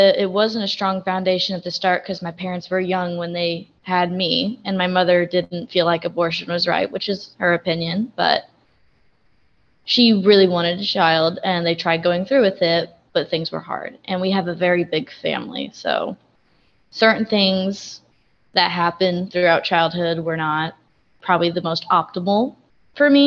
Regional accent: West Frankfort, Illinois, United States; I am 19 years old, and I am from West Frankfort, Illinois

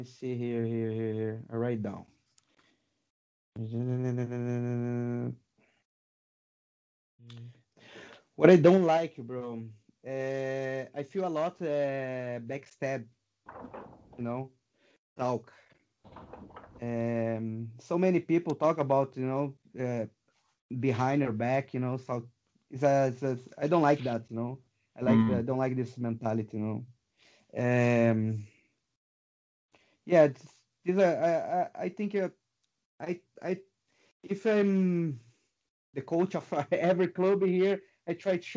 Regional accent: Porto Alegre, Rio Grande do Sul, Brazil; moved away; Porto Alegre, my hometown in Brazil.

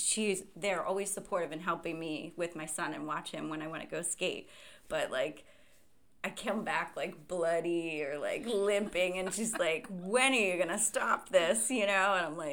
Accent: East Coast, United States; But I think growing up on the East Coast, my family didn't really understand

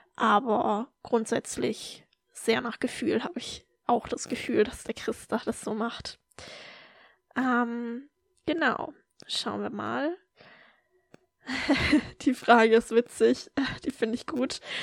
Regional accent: Germany; moved away as an adult; ich habe durchaus noch ein paar Freundinnen aus meiner Heimat

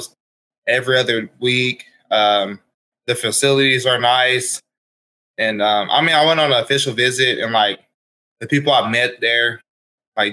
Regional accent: Wewoka, Oklahoma, United States; I was born and raised in Wewoka, Oklahoma. My whole life I grew up my whole life in Wewoka

